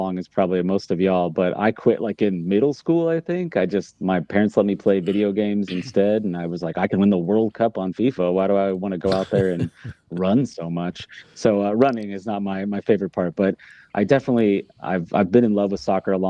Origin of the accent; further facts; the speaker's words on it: Sedalia, Missouri, United States; also born or lived in Arizona; now in Kansas City, United States; I'm actually from Sedalia